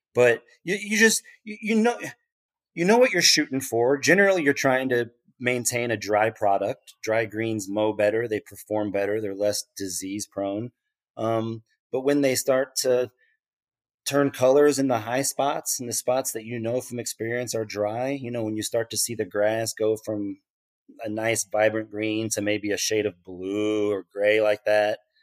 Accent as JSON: {"language": "English", "town": "Lenexa", "region": "Kansas", "country": "United States", "tie": "born or raised there", "also_born_or_lived": "Dayton, Ohio / Queens, New York", "moved": "as an adult", "lives_now": "Liberty, United States", "said": "I grew up in Kansas City, like, in a suburb of Kansas City on the Kansas side, Lenexa, Kansas."}